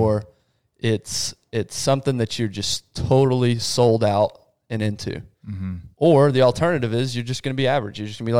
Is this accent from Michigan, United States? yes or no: no; West Texas, United States; I'm from West Texas, boys.